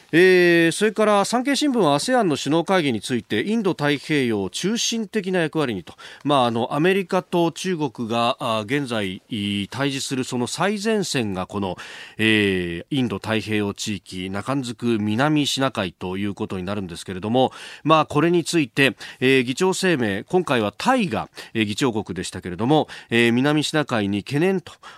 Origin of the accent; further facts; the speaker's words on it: Yokosuka, Kanagawa, Japan; この森崎の隣の大矢部っちゅうところの出身